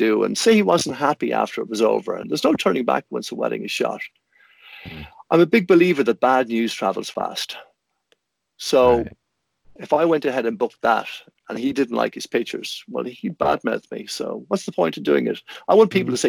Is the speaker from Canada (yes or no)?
no; Ireland